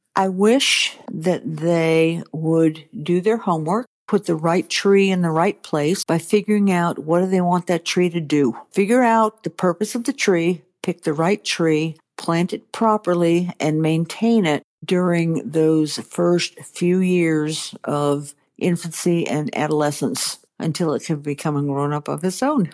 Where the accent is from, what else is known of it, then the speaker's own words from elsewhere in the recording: Maine, United States; now in Georgia, United States; I grew up in Maine.